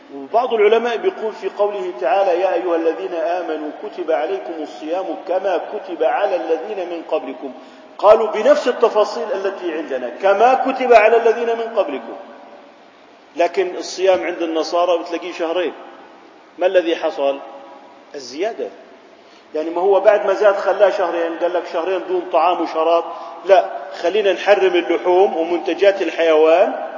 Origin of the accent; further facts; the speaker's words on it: Jordan; احنا عندنا في الأردن